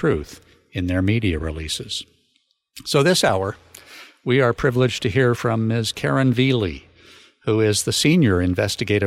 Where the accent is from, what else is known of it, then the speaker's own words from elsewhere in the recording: San Luis Obispo County, California, United States; I grew up in San Luis Obispo County